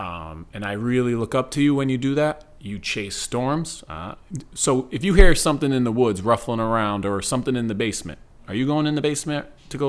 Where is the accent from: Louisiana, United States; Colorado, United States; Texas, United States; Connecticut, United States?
Connecticut, United States; Waterbury; Yeah, again, I'm from Waterbury.